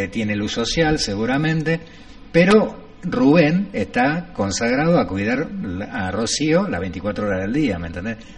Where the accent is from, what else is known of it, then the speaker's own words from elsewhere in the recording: Capilla del Monte, Córdoba, Argentina; soy nativo de Capilla del Monte.